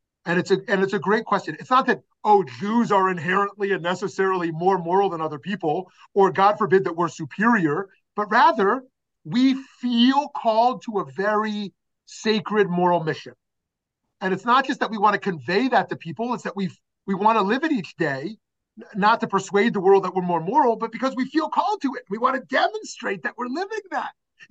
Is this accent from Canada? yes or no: yes; Canada; Happy being a Canadian day, because it's great to be Canadian.